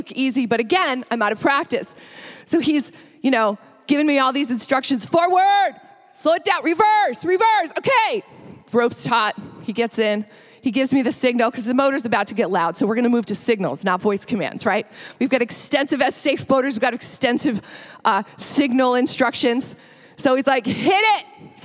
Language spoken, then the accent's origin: English; St. Lawrence River, northern New York, United States; moved away; I grew up on the St. Lawrence River in northern New York, right along the Canadian border